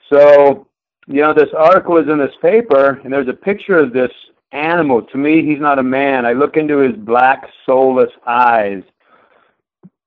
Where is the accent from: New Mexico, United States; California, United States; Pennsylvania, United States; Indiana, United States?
New Mexico, United States; southeast; also born or lived in Durango, Colorado; now in Billings, United States; I was born in Durango, Colorado. I grew up on the plains of southeast New Mexico, about walking distance from the border of Texas